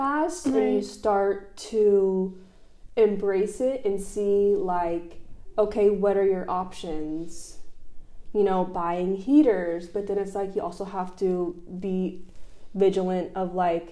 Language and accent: English; Dallas, Texas, United States; we're from Dallas, Texas, coming here in Spain